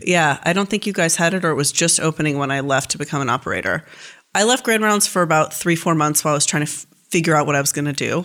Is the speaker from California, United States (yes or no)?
yes; Marin County, California, United States; also born or lived in San Francisco; I grew up in Marin County